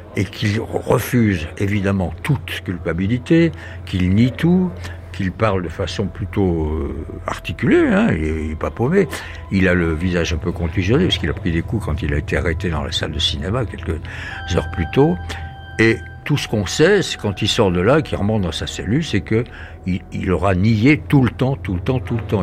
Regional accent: France; accent: French; mon accent français

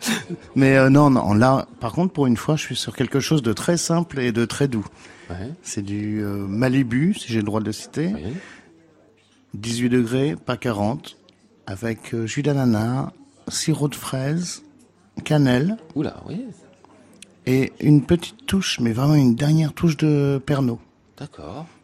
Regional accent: Fécamp, Normandy, France; viens de Fécamp

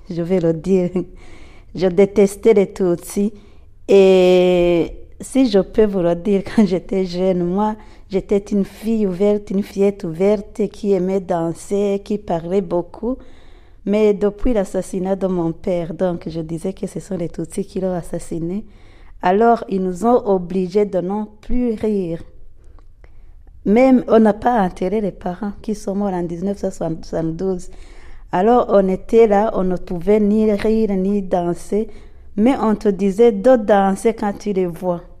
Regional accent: Burundi; je suis burundaise

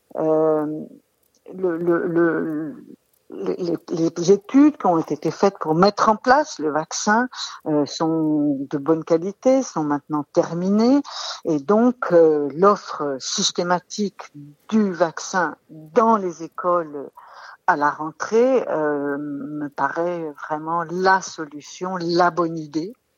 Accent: France; chez nous, en France

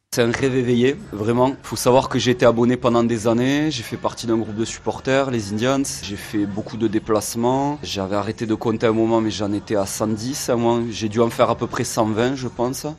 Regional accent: Muret, Occitania, France; moved away as an adult; also born or lived in Toulouse; now in Lisbon, Portugal; Je suis né à Toulouse, j'ai grandi à, à Muret

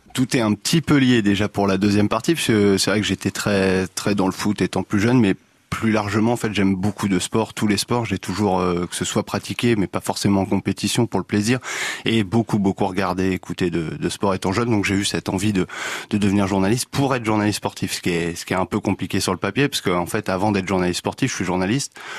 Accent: Le Havre, Normandy, France; moved away as an adult; also born or lived in Marseille / Amiens; now in Auxerre, France; je suis originaire du Havre en Normandie

